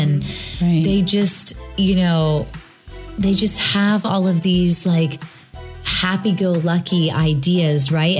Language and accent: English; Florida, United States; also born or lived in Rhode Island; I call myself a Floridian because I've been here since I was four. Oh. But my family's from Rhode Island